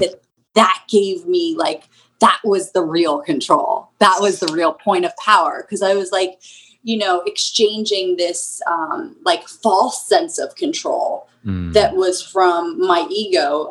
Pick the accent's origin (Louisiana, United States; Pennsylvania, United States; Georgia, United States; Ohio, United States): Pennsylvania, United States; Souderton; We grew up in um, Souderton, Pennsylvania